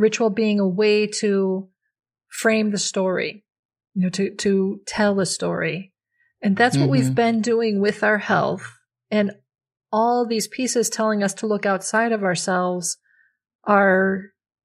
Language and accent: English; Minnesota, United States; moved away as an adult; now in Pacific Northwest, United States; I grew up in Minnesota, so it was a very different place